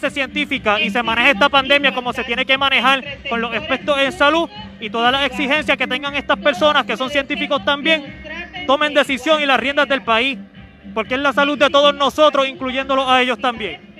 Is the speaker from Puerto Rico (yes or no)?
yes; Puerto Rico